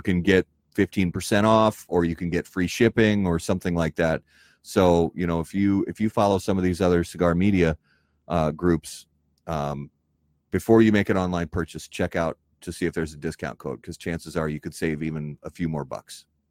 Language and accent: English; Indiana, United States; also born or lived in Wisconsin; now in Minnesota, United States; I was born and raised in Indiana, and I lived in Wisconsin for many years.